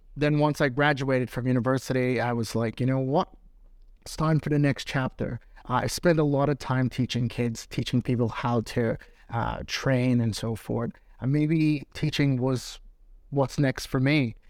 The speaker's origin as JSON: {"language": "English", "region": "New York", "country": "United States", "moved": "as an adult", "lives_now": "London, United Kingdom", "said": "I'm from New York."}